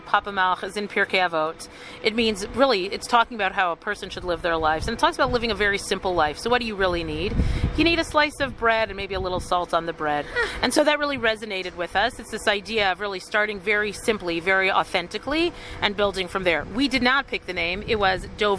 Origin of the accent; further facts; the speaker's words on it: Toronto, Ontario, Canada; moved away as an adult; also born or lived in Ottawa, Canada / Jerusalem, Israel; now in Alon Shvut, Israel; I was born actually in Ottawa, Canada. Little known fact about me because we moved very quickly. I grew up in Toronto. I made Aliyah, I think it's 24 years ago.